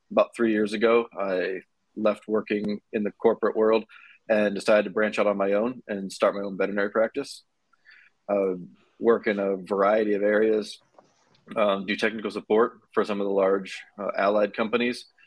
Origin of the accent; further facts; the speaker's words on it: Ohio, United States; moved away as an adult; also born or lived in Georgia; now in Dallas, United States; originally I'm from Ohio, uh, currently live in Dallas, Texas